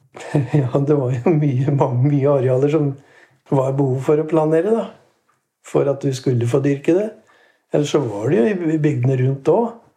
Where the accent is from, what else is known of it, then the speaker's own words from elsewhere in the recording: Årnes, Akershus, Norway; Født og oppvokst i Nines eller på Årnes, da. Bodd der i all min tid